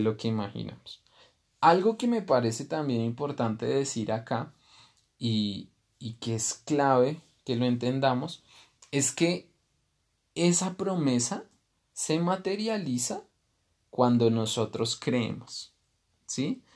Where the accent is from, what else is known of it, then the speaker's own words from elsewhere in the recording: Bogotá, Colombia; moved away as an adult; now in Guatavita, Colombia; yo nací en, en Bogotá, que es una ciudad